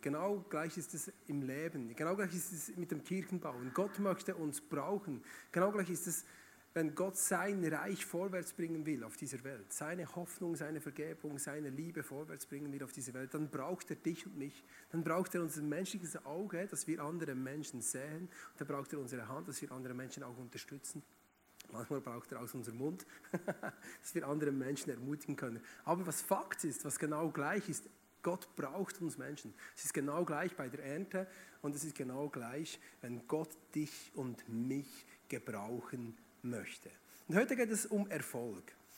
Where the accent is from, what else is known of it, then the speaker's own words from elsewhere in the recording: Bern, Switzerland; moved away as an adult; also born or lived in Emmental; now in Schaffhausen, Switzerland; eigentlich bin ich aus Bern oder Region Bern.